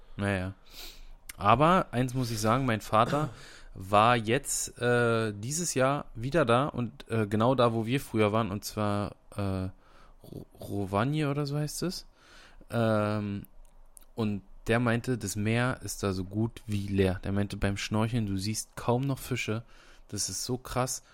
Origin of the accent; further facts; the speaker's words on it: Brandenburg, Germany; bei uns in Brandenburg